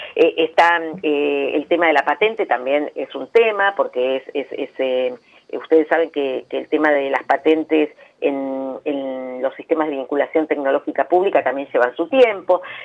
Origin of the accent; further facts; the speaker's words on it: Argentina